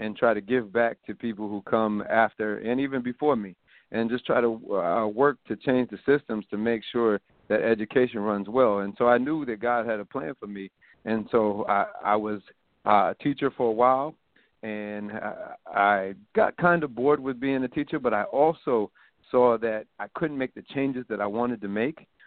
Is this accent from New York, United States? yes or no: yes; Rochester, New York, United States; now in Albany, United States; I'm from the middle of the projects in Rochester, New York, and I grew up there in a single parent household.